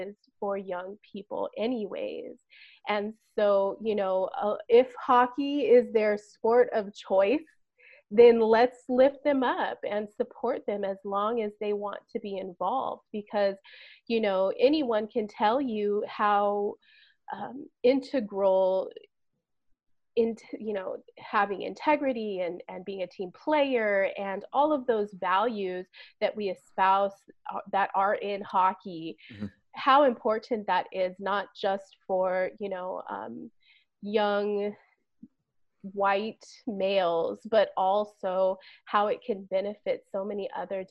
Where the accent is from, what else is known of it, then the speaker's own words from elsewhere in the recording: California, United States; I was from California